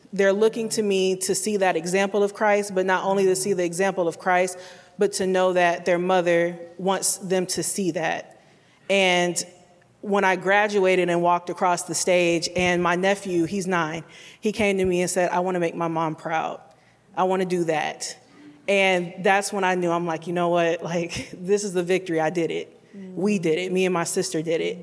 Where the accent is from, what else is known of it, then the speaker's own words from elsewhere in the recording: Detroit, Michigan, United States; now in Columbia, United States; I'm originally from Detroit, Michigan, but I do call Columbia my home